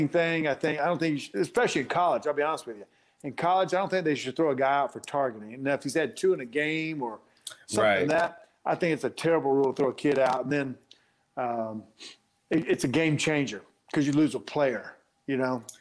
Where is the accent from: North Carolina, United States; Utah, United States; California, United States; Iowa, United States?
North Carolina, United States; Black Mountain; I grew up in Black Mountain, North Carolina, small town, and near Asheville, North Carolina